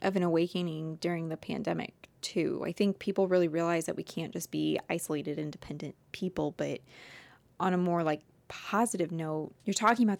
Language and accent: English; Midwest, United States; I grew up in the Midwest and this was like not a thing.